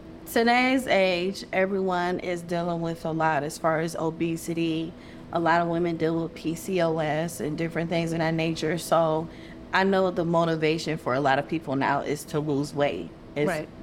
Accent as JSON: {"language": "English", "town": "Akron", "region": "Ohio", "country": "United States", "said": "I'm from Akron, Ohio. Right. So I flew here to Atlanta to come stay here with you."}